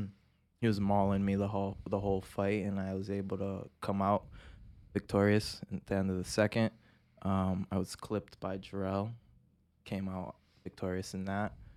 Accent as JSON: {"language": "English", "town": "Pawtucket", "region": "Rhode Island", "country": "United States", "said": "I'm from Pawtucket"}